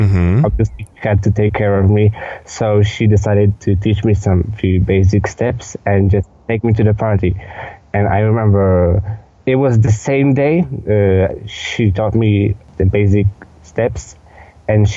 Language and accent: English; Lublin, Lublin Voivodeship, Poland; I come from Lublin, Poland